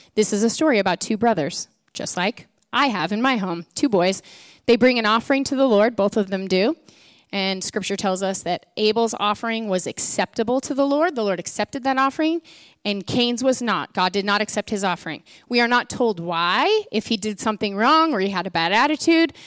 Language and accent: English; Edmonds, Washington, United States; I grew up in Edmonds